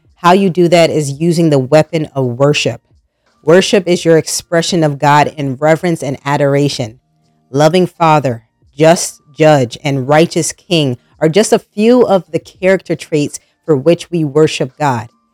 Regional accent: New Jersey, United States; moved away as an adult; now in North Carolina, United States; I was born and raised in New Jersey, and up north, food is a lifestyle when I moved down to North Carolina

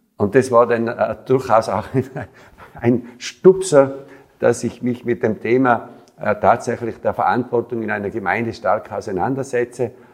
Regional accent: Tyrol, Austria; 22-jährig habe ich natürlich auch die Stimmung in meiner Heimatgemeinde mitbekommen

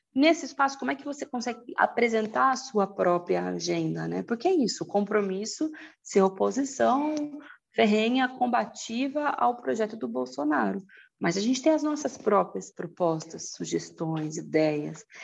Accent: Presidente Prudente, São Paulo, Brazil; moved away as an adult; now in São Paulo, Brazil; Eu sou do interior de São Paulo, de Presidente Prudente, me mudei para São Paulo quando eu passei na USP em letras

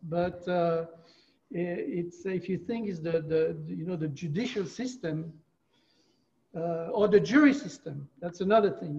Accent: France; moved away as an adult; also born or lived in Brevard County, Florida; now in Florida, United States; I moved from France when I was 24 years old.

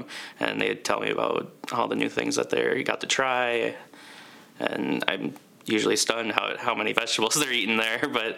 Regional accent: Mankato, Minnesota, United States; Yep, we're all from Mankato.

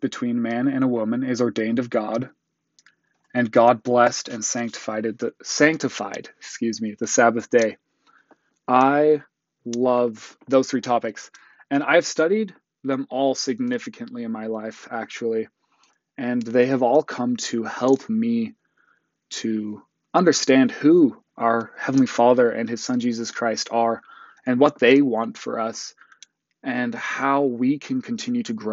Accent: Utah, United States; also born or lived in South Africa / Botswana; I moved to Utah, right before I turned 8.

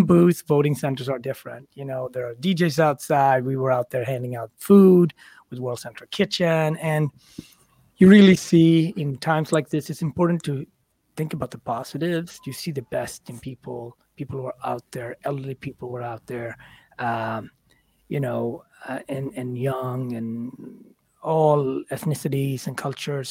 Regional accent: Sweden; moved away; also born or lived in Ethiopia / Switzerland / France; I grew up in Sweden, but I also was an immigrant into Switzerland and France and so on.

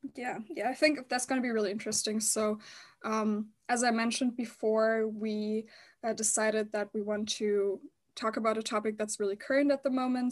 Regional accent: Germany; I grew up in Germany

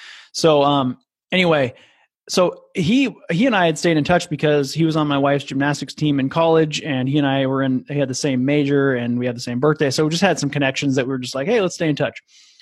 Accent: Midwest, United States; with a buddy of mine named Brett, who I grew up with and in the Midwest.

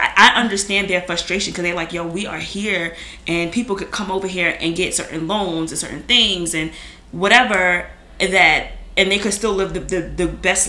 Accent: United States; even as a black American

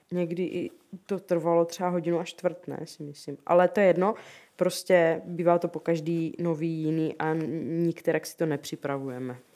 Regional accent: Rosice, South Moravian Region, Czechia; also born or lived in Brno / Zlín; v Rosicích, odkud jsem

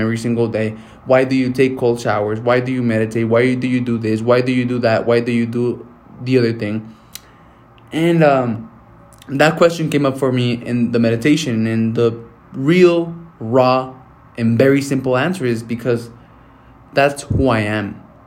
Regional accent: Mexico; moved away; I'm going to go back to my hometown to Mexico

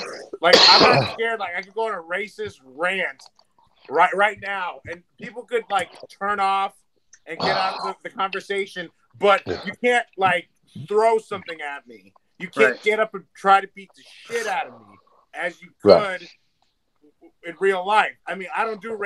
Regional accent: United States; I'm an American

